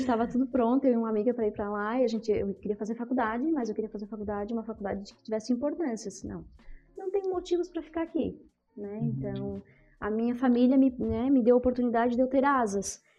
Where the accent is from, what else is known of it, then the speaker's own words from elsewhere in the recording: Sítio Novo, Santa Catarina, Brazil; also born or lived in Criciúma, Santa Catarina; Eu morava em Criciúma, nasci em Criciúma. Né? Hum. Aí aos cinco ali para seis anos fomos para o sítio